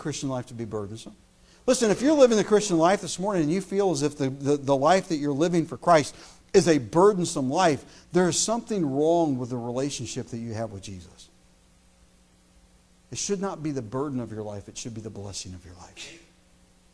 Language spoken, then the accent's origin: English; United States; As an American